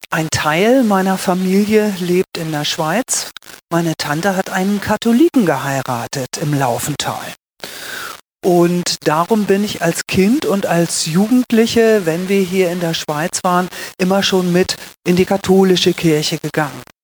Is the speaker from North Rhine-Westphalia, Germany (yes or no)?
no; Lower Saxony, Germany; moved away as an adult; now in Switzerland; Ich bin eine Deutsche. Ich bin geboren und aufgewachsen im Norden von Deutschland, in der Lüneburger Heide, so etwa 80 Kilometer südlich von Hamburg.